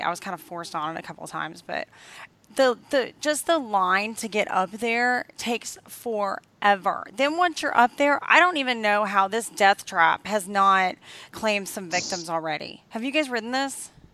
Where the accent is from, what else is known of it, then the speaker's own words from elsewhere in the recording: the South, United States; I'm from the South and I'm around a lot of country bears